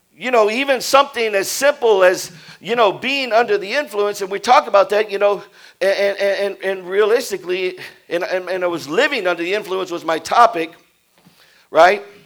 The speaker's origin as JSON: {"language": "English", "town": "Houston", "region": "Texas", "country": "United States", "tie": "born or raised there", "said": "I was brought up in Houston, in, in, in, the suburb of Houston"}